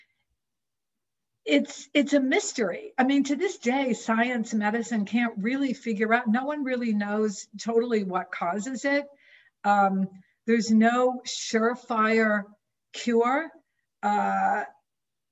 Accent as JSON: {"language": "English", "region": "coast of New Hampshire", "country": "United States", "tie": "born or raised there", "said": "I was born and raised on the coast of New Hampshire"}